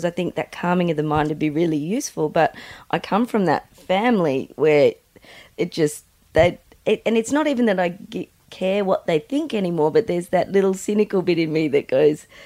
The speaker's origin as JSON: {"language": "English", "town": "Mildura", "region": "Victoria", "country": "Australia", "tie": "born or raised there", "said": "we grew up in Mildura, which is kind of – it was kind of the marijuana capital of Australia at the time"}